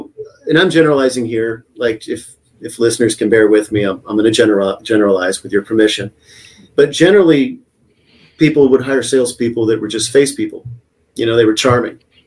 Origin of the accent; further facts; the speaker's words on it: United States; also born or lived in Texas / Oklahoma; now in San Diego, United States; growing up in Texas and Oklahoma